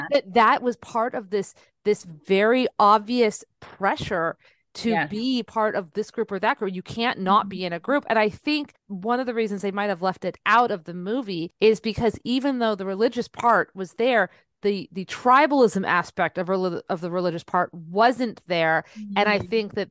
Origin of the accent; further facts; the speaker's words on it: San Jose, California, United States; I grew up in San Jose